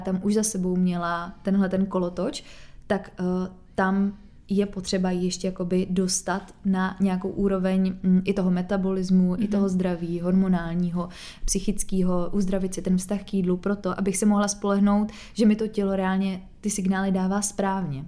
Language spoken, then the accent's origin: Czech; Czechia; u nás v Čechách